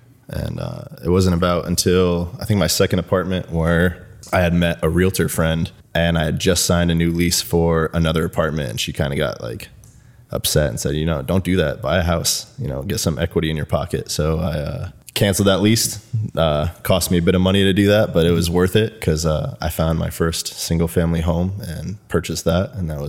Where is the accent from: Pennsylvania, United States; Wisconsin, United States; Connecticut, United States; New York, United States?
Connecticut, United States; moved away as an adult; also born or lived in North Carolina; now in San Diego, United States; I'm 27. I'm from Connecticut, born and raised. Joined the Marine Corps at 18 and was shipped out to North Carolina, where I served my time.